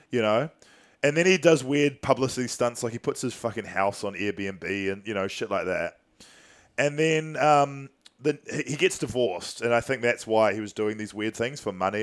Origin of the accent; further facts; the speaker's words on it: New Zealand; how I was raised in New Zealand